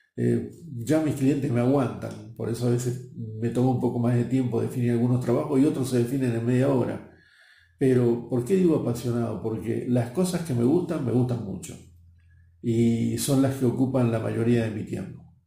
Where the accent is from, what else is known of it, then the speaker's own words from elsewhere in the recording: Buenos Aires, Argentina; moved away as an adult; Nací en Buenos Aires, en Argentina, y a mis 21 años ya me enviaron fuera del país